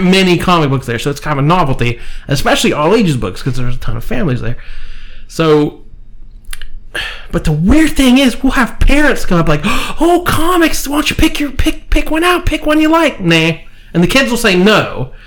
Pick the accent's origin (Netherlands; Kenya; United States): United States; Marietta, Ohio; we're from Marietta, Ohio. We're used to the sternwheel Festival